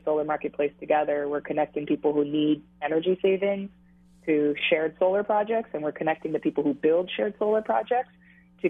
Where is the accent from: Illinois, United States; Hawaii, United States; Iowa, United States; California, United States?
Hawaii, United States; Honolulu; I grew up in Hawaii, born and raised, single mom who raised three kids, worked multiple jobs on minimum wage, and the four of us share in a one-bedroom apartment in Makiki